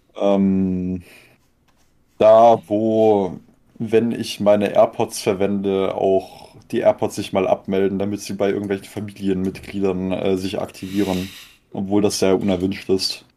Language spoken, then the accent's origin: German; Konstanz, Baden-Württemberg, Germany; Mein Geburtsort ist das Krankenhaus Konstanz. Und da habe ich mich auch nicht aus einem äh, also wohn, wohnlich habe ich mich da jetzt nicht aus einem 20 Kilometer Radius bisher wegbewegt